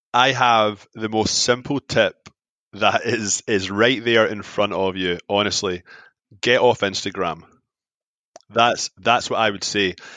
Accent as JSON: {"language": "English", "town": "Glasgow", "region": "Scotland", "country": "United Kingdom", "tie": "born or raised there", "moved": "as an adult", "lives_now": "Toronto, Canada", "said": "I'm from Glasgow. Glasgow's the heart disease capital of Europe. I get brought up in fried foods"}